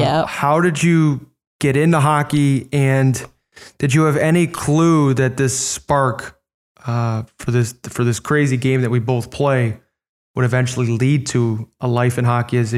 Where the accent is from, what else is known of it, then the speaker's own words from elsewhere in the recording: Orland Park, Illinois, United States; I grew up in Southside Chicago. Orland Park was the name of our suburb